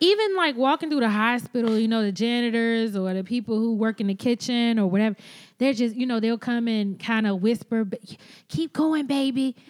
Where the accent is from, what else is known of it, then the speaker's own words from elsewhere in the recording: the South, United States; moved away; also born or lived in Boston; being Black American and having a Southern Black American experience